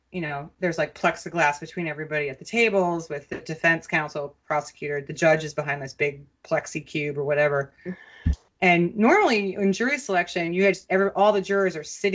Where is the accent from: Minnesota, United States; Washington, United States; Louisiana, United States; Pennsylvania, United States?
Minnesota, United States; as a Minnesotan growing up there